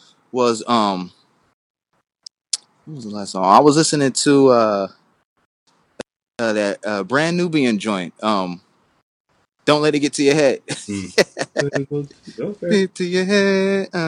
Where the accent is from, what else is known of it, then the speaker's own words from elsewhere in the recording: Oakland, California, United States; Oakland, California, the Bay Area.